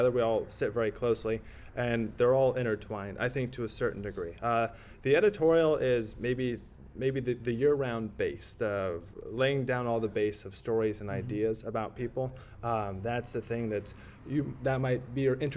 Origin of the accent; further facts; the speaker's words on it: Iowa, United States; Iowa, where I'm from, and I can say it because I'm from Iowa